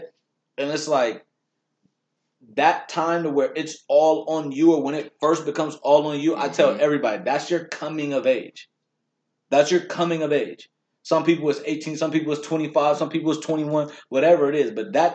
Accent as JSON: {"language": "English", "town": "Long Beach", "region": "California", "country": "United States", "tie": "born or raised there", "said": "we're from Long Beach, originally born there"}